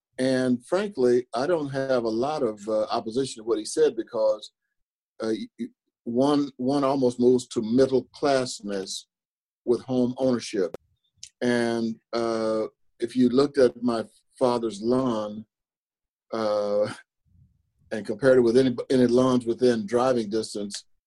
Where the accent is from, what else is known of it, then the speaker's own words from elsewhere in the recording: Ellis County, Texas, United States; now in Kansas City, United States; I grew up in Texas, in Ellis County